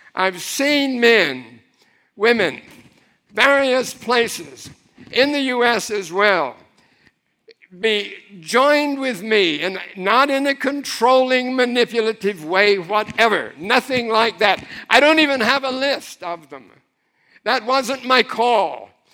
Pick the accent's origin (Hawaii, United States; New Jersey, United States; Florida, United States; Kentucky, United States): Florida, United States; Miami; I grew up in Miami. My family were longtime Floridians